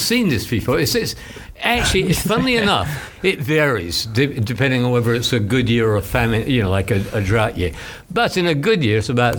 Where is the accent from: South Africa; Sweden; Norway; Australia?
Australia; Canberra, Australian Capital Territory; moved away; When I came from Australia many years ago, I moved from the capital of Australia, which is called Canberra, and it's about the same size as Gainesville